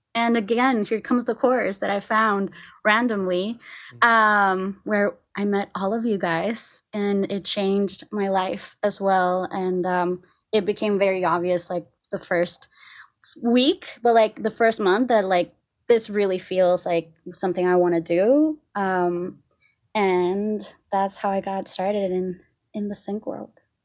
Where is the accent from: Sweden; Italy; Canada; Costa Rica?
Costa Rica; moved away as an adult; now in Los Angeles, United States; I'm from Costa Rica.